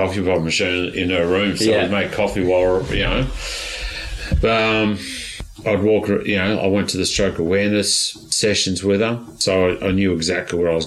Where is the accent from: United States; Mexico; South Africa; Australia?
Australia; I'm Australian